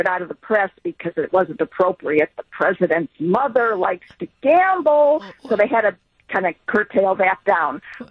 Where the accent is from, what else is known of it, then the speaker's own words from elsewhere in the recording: Chicago suburbs, Illinois, United States; moved away; I had a good life growing up in the Chicago suburbs.